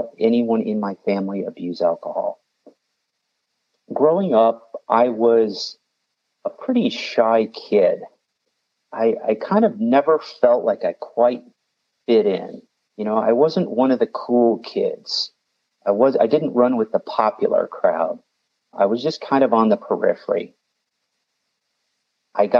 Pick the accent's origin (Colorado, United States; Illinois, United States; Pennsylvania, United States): Illinois, United States; the Midwest outside of Chicago; I grew up in the Midwest outside of Chicago in a small town